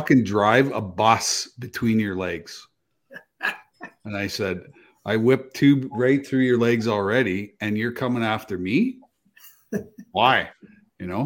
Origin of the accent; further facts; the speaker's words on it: Manitoba, Canada; I grew up in Manitoba too